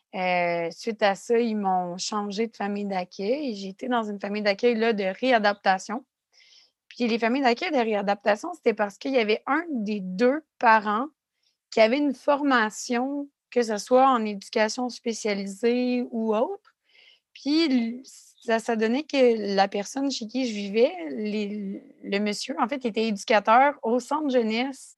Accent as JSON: {"language": "French", "town": "Quebec City", "region": "Quebec", "country": "Canada", "said": "je viens de Québec, ça arrive sud de Québec"}